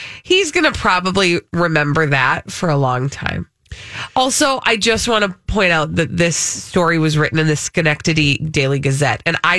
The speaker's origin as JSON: {"language": "English", "country": "Canada", "said": "Yeah, I'm a Canadian guy speeding in New York."}